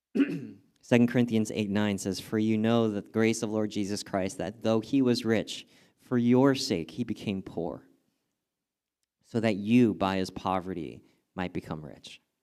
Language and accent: English; Southern California, United States; I grew up in Southern California